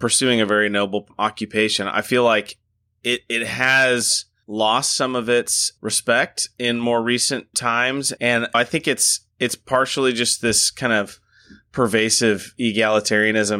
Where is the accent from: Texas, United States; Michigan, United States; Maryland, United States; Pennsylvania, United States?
Texas, United States; now in Huntsville, United States; I grew up in Texas, and I've got family near Dallas